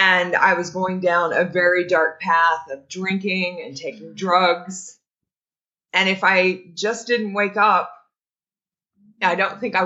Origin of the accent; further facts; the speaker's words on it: Indiana, United States; also born or lived in Greensburg, Indiana; I was just a small town girl. I grew up in Indiana and I was living in Greensburg, Indiana.